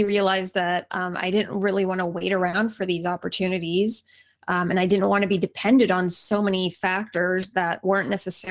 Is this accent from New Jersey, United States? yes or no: no; Atlanta, Georgia, United States; also born or lived in St. Paul, Minnesota; now in Los Angeles, United States; I actually grew up, most of the time that I grew up was in Atlanta, Georgia